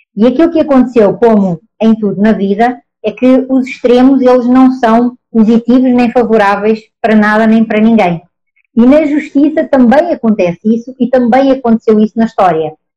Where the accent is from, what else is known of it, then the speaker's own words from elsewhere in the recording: Portugal; accent: Portuguese; moved away as an adult; now in Brazil; Eu, com este meu sotaque, óbvio, sou portuguesa, mas eu estou no Brasil. Estou no Brasil desde 2013